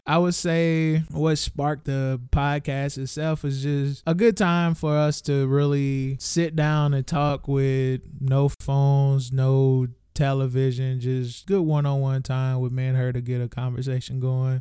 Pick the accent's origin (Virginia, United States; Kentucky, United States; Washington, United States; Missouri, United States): Missouri, United States; St. Louis; we are from Saint Louis